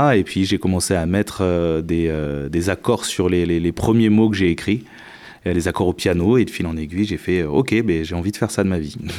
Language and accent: French; Médoc, Bordeaux region, Nouvelle-Aquitaine, France; also born or lived in Montpellier / Entre-deux-Mers; je suis de la région bordelaise, ouais, effectivement. Euh, j'ai grandi plutôt dans le Médoc